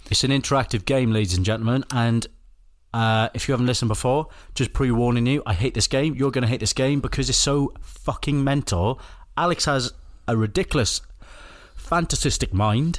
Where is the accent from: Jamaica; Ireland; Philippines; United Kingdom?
United Kingdom; Welsh, Wales; I'm Welsh